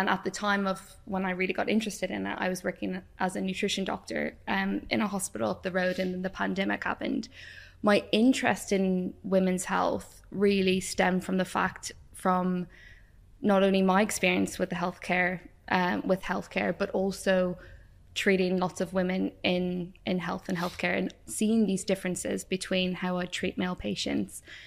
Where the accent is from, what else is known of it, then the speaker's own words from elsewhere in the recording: Ireland; moved away as an adult; also born or lived in Wales; if you haven't guessed from my accent, I grew up in Ireland